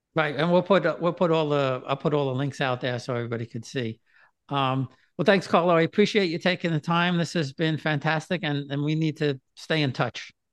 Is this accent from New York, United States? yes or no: yes; New York City, New York, United States; I grew up in New York City